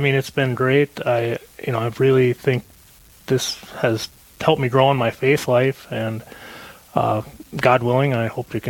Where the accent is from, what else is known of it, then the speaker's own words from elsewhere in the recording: Gilbert, Minnesota, United States; also born or lived in Virginia, Minnesota; Grew up here on the range in Gilbert. Moved back up here about 3 years ago.